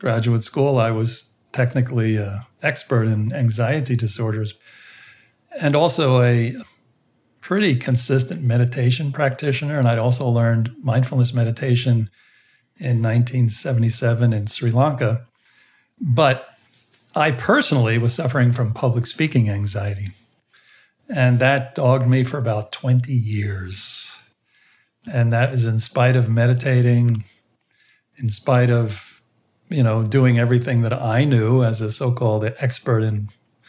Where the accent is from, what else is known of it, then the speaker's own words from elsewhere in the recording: United States; I was raised in the United States within the Protestant background. My parents are both European